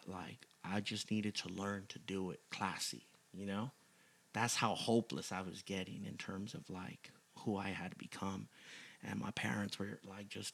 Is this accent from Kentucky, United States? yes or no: no; South Gate, California, United States; also born or lived in West Los Angeles; I'm from Southgate, represent Southgate, Linwood in the house, folks. That's where I'm originally from